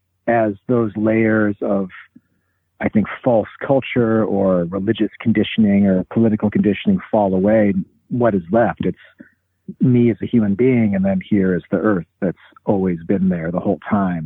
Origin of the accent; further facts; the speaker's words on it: Pacific Northwest, United States; also born or lived in Topeka, Kansas / Olympia, Washington; I was born in Kansas, Topeka, 1977 in the summertime, but moved to the Pacific Northwest when I was 2.